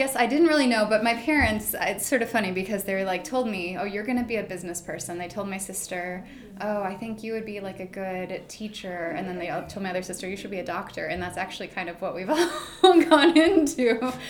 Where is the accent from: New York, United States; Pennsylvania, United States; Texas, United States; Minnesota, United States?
Minnesota, United States; Bloomington; moved away as an adult; also born or lived in Russia; I'm from Bloomington, Minnesota.